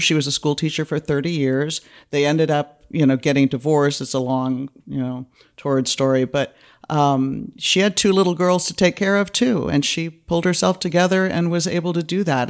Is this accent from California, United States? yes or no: yes; East Bay, California, United States; moved away as an adult; now in Los Angeles, United States; I grew up in the East Bay.